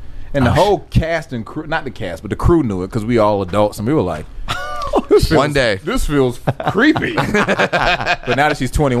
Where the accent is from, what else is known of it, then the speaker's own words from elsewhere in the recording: Atlanta, Georgia, United States; I'm from Atlanta